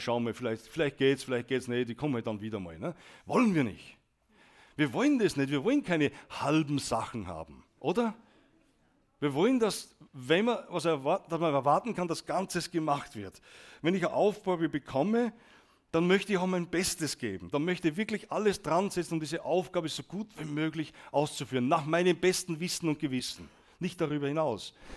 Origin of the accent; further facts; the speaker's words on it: Austria; als Österreicher